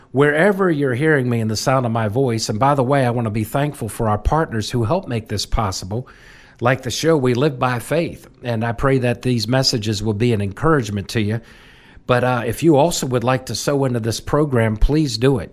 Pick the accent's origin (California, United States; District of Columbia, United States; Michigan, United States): District of Columbia, United States; Washington; I literally almost was born into the hallways of that capital. My mom worked for the U S Capitol Historical Society, and, uh, my dad was with the U S Capitol Police